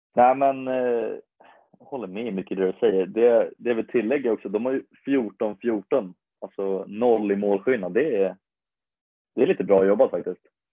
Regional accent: Botkyrka, Stockholm County, Sweden; jag är från Botkyrka

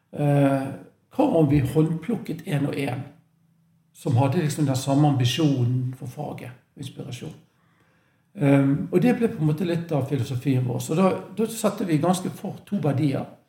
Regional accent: Bergen, Vestland, Norway; accent: Bergen dialect; also born or lived in Manchester; det er vanskelig å skjule at jeg er fra Bergen. Jeg har ikke lagt om dialekten. Um, født der, oppvokst der.

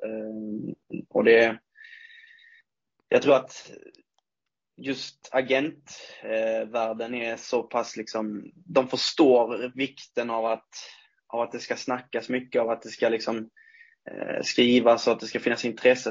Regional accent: Ängelholm, Skåne, Sweden; moved away as an adult; also born or lived in Munka-Ljungby; now in Örnsköldsvik, Sweden; uppväxten skedde väl i Ängelholm från och med två, tre års ålder egentligen. Fram tills, ja, jag flyttade hit då eh, när jag var 21

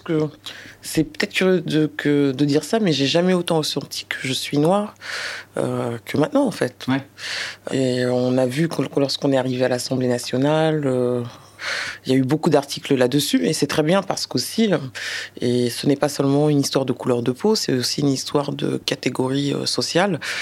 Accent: France; mes parents sont originaires du Sénégal. Le Sénégal était euh, un territoire d'outre-mer avant. Voilà, donc je suis né en France

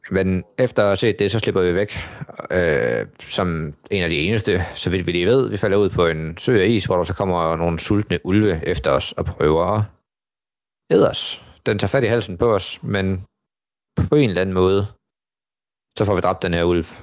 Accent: Denmark

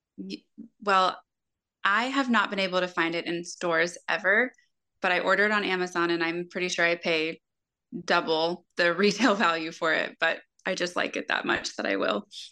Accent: Florida, United States; I grew up in Florida and I, I spent most of my life in the water at the beach, on the ocean

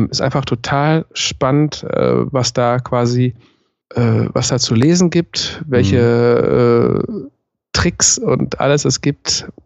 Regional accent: Ruhr area, North Rhine-Westphalia, Germany; biografisch lebe ich mein ganzes Leben lang im Ruhrpott

